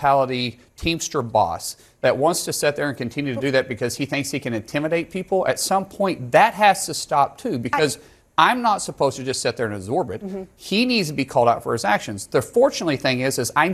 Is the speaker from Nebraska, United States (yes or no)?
no; Oklahoma, United States; I'm a guy from Oklahoma